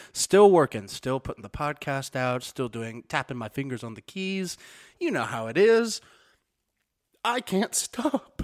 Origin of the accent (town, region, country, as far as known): Missouri, United States; born or raised there; moved away